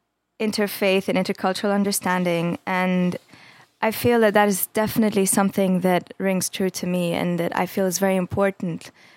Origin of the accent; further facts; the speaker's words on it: Jordan; now in United States; growing up in Jordan